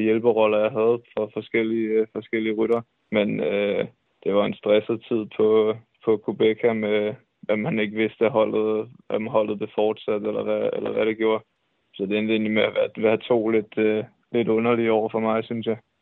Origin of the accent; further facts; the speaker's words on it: Denmark; specielt som dansker